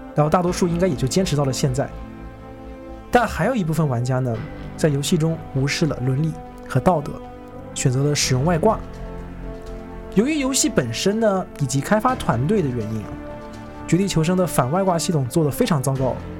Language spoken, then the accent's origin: Chinese; Shenzhen, Guangdong, China; 我是深圳人啊，我去过深圳的某些网吧